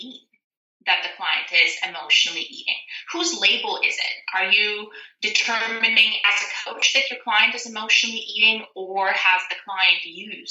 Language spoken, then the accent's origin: English; Siberia, Russia; now in Canada; So I'm a Canadian transplant. I was born and raised in Russia, Siberia